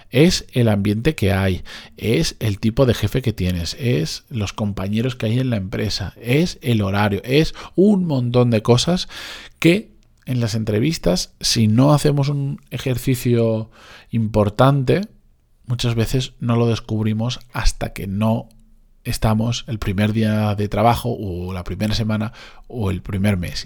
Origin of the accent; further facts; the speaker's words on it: Benidorm, Valencian Community, Spain; moved away; de Benidorm, de donde yo soy originalmente